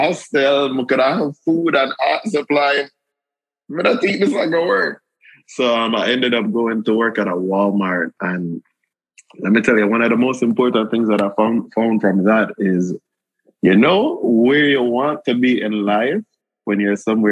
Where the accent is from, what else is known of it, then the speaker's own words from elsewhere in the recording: Jamaica; now in United States; the environment that we grew up in Jamaica